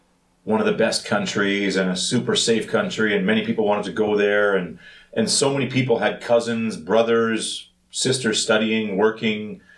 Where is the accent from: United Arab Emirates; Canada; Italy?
Canada; moved away as an adult; now in South Korea; Growing up in Canada